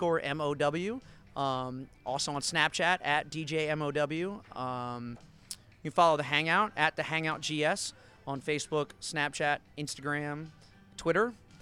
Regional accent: Washington, District of Columbia, United States; For me, it was a big change, lifestyle change moving down here. I came from Washington, D.C., so kind of getting into the Southern living, Southern lifestyle

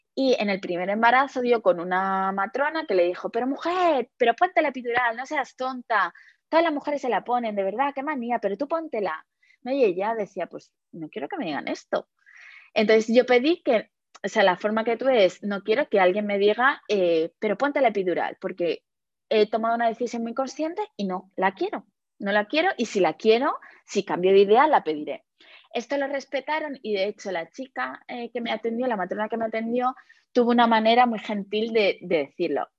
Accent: Madrid, Community of Madrid, Spain; yo soy de Madrid

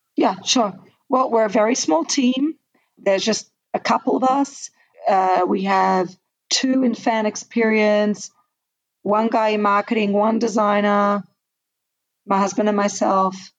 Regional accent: Australia; I'm Australian, so um, I studied in the Australian system

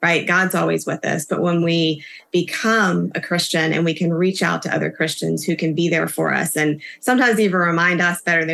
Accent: South Carolina, United States; I grew up in South Carolina

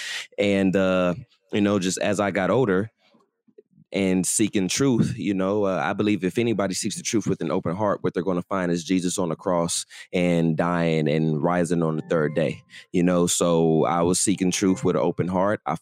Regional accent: Los Angeles, California, United States; I grew up in South Central Los Angeles

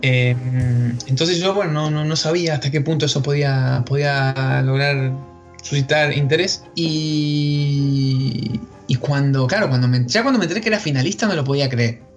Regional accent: Patagonia, Argentina; soy originario de la Patagonia, en la parte argentina, el sur de la Argentina

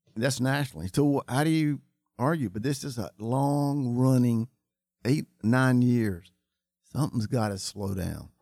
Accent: Charlotte, North Carolina, United States; grew up in Charlotte. I grew up uh, in the Chantilly area.

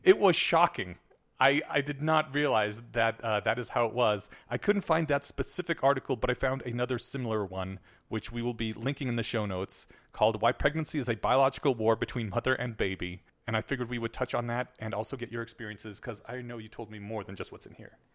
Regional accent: United States; I was brought up in the American school system

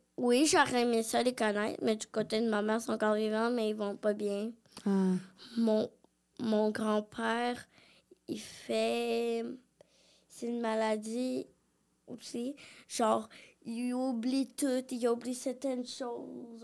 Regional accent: Quebec, Canada; born or raised there; also born or lived in Brazil

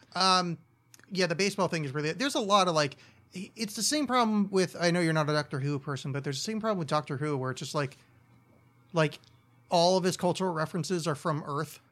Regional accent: Oakland, New Jersey, United States; my hometown of Oakland, New Jersey.

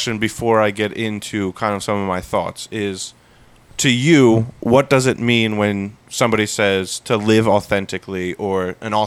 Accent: United States; we as the American culture

